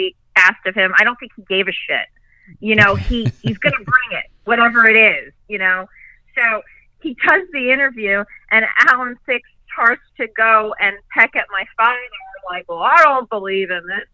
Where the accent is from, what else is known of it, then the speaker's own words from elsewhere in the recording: New York, United States; I am from New York